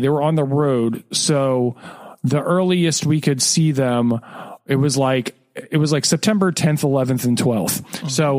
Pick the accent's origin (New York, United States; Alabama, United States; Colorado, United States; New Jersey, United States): New Jersey, United States; born or raised there